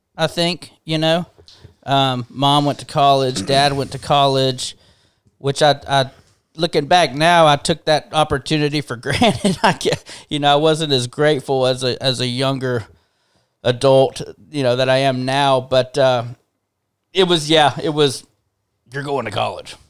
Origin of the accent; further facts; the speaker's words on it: Hoover, Alabama, United States; also born or lived in Montgomery, Alabama / Nashville, Tennessee; born in Montgomery, uh, you know, southern, more southern Alabama. Sh- quickly after being born, we moved up to Birmingham, um, and lived in in Hoover most of my life